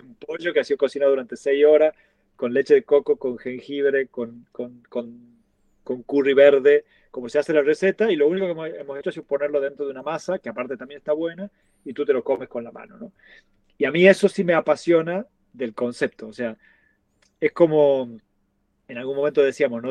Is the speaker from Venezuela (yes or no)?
no; Tucumán, Argentina; now in Barcelona, Spain; la empanada de Tucumán, que es de donde soy yo.